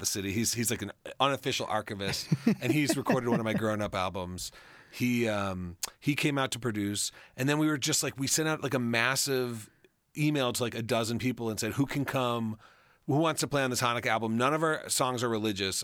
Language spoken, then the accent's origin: English; Colorado, United States; moved away as an adult; also born or lived in Chicago; I grew up in Colorado, and we've we've returned to my home